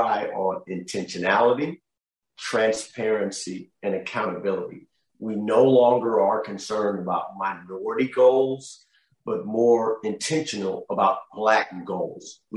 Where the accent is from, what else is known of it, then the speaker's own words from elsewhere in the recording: Oakland, California, United States; I grew up in Oakland.